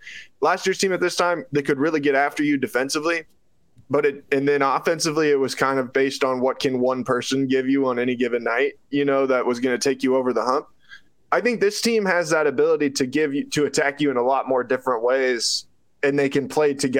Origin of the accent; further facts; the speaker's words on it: Nebraska, United States; As someone who has, like, I grew up a Nebraska fan growing up around Nebraska football